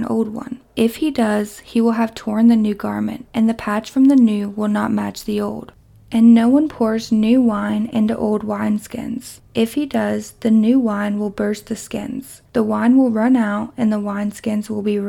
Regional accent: Kentucky, United States; my hometown in Kentucky

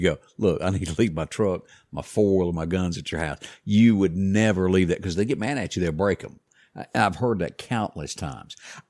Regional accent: the South, United States; We're from the South. We talk a lot.

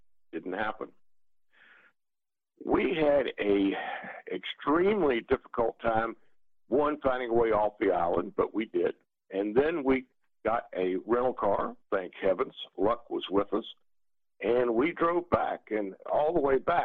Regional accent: Victoria, Virginia, United States; my hometown of Victoria

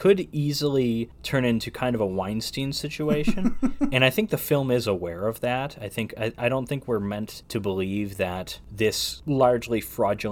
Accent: United States; as an American

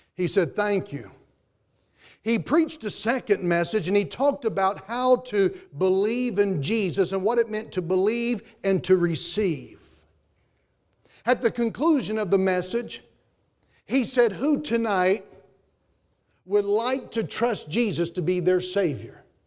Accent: Statesville, North Carolina, United States; I grew up in Statesville, North Carolina.

